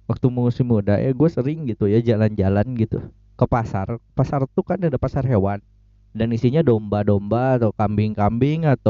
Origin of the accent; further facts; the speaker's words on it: West Java, Indonesia; gue yang Sundanya tidak tidak tidak sekental itu meskipun gue lahir dan besar di Sunda dan tidak secinta itu gue sama budaya Sunda